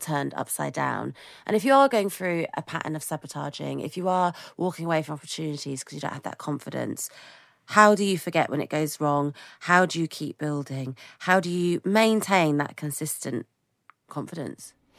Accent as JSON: {"language": "English", "country": "United Kingdom", "said": "as a British person"}